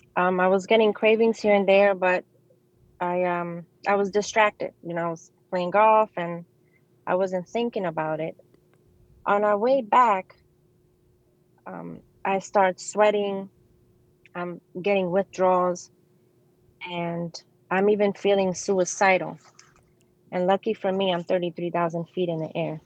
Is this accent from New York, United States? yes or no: yes; New York City, New York, United States; I grew up in New York City. I was um, I grew up in the Bronx